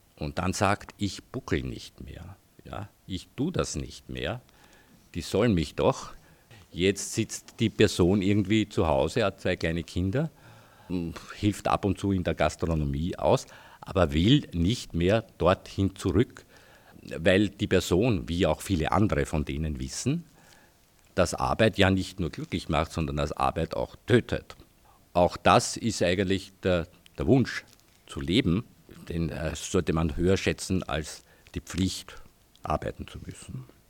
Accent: Heidenreichstein, Lower Austria, Austria; ich komme aus Heidenreichstein, war dort irgendwie auch politisch aktiv

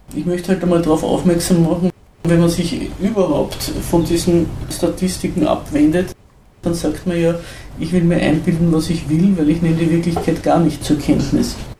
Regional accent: Zell am See, Salzburg, Austria; Bei uns in Zell am See

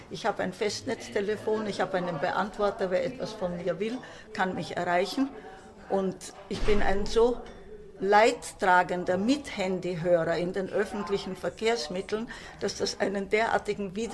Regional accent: Croatia; moved away; ich habe als Deutsche im Ausland gelebt und wir mussten natürlich dann meine eigentliche Heimat Kroatien, obwohl meine Eltern waren ja Deutsche, äh, verlassen und es war ein totaler neuer Aufbau von Null.

